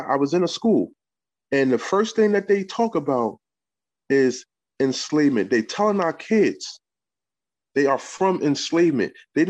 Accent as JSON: {"language": "English", "town": "New York City", "region": "New York", "country": "United States", "moved": "yes", "lives_now": "Kingston, United States", "said": "I'm from Harlem. Been up here in Kingston 22 years or whatever."}